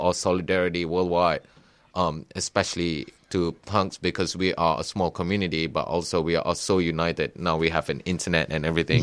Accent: Malaysia; moved away as an adult; now in Australia; I came from Malaysia

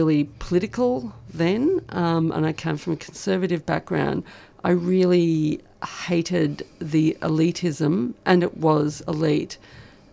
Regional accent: Tambo, Queensland, Australia; also born or lived in Charleville / Quilpie; now in Melbourne, Australia; I didn't grow up at Charleville, I grew up in Tambo, then Quilpie.

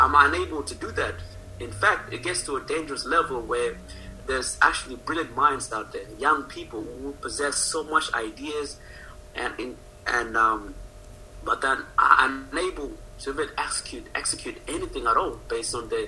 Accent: Australia; I'm an Aussie

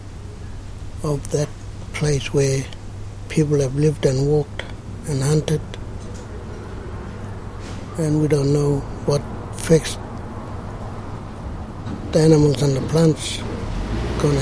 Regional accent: Karlamilyi National Park, East Pilbara, Western Australia, Australia; I'm from Kalamili, Rudal River National Park. My country is Kalamili.

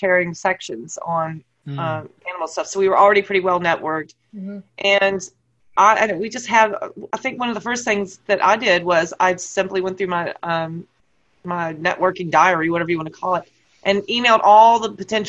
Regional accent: United States; moved away as an adult; also born or lived in New Jersey; now in Canterbury, United Kingdom; as an American, having moved from America to the UK

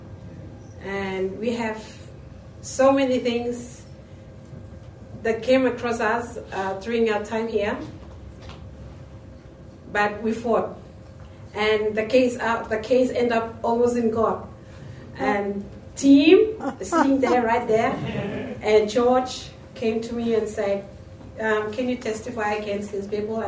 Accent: Vanuatu; I come from Vanuatu.

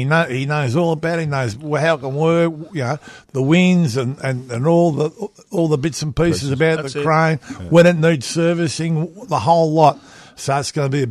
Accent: Australia; we're half Irish anyway in Australia

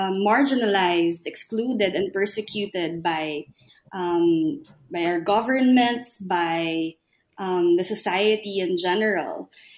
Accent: Philippines; I'm from the Philippines.

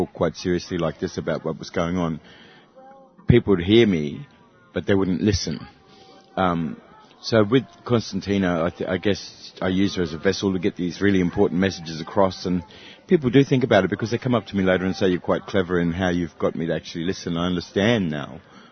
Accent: Katherine, Northern Territory, Australia; I've got raised in Catherine

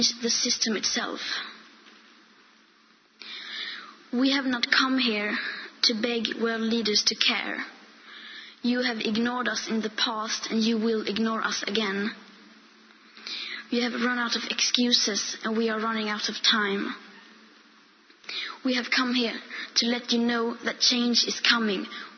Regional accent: Sweden; I am 15 years old and I'm from Sweden

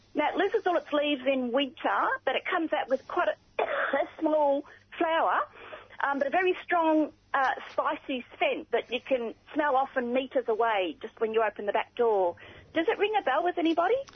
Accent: Ballarat, Victoria, Australia; now in Reservoir, Australia; I'm from Ballarat originally.

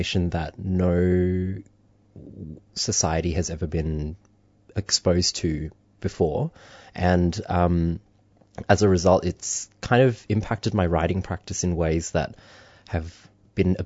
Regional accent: Indonesia; moved away; I grew up in Indonesia

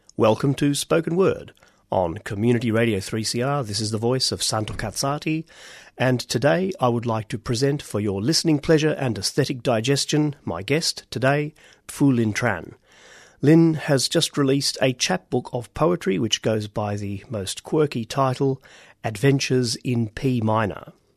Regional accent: Australia; accent: Australian; our voices and accents as completely Australian

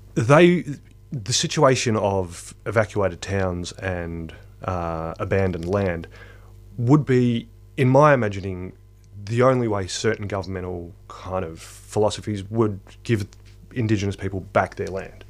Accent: small country town in central Victoria, Australia; moved away; it's also my hometown

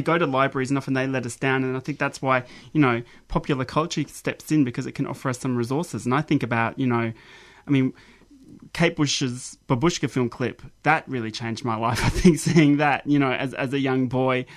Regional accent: Mount Gambier, South Australia, Australia; moved away as an adult; also born or lived in Adelaide; growing up in Mount Gambier

